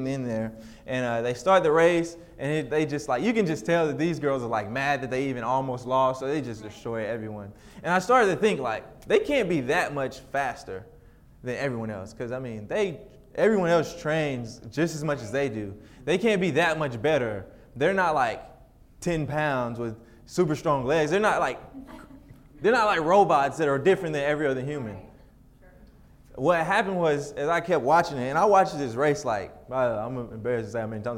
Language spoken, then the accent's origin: English; United States; we're American